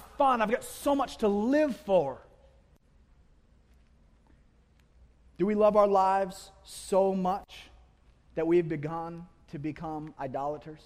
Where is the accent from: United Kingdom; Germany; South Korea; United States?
United States; We are American.